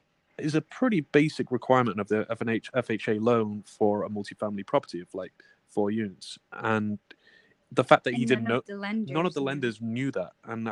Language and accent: English; England, United Kingdom; now in United States; I didn't qualify because I'm English and I'm on an E2 visa. I don't have a green card here.